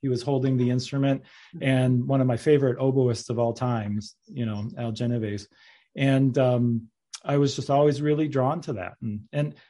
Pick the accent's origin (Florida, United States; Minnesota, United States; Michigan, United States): Michigan, United States; I grew up in Michigan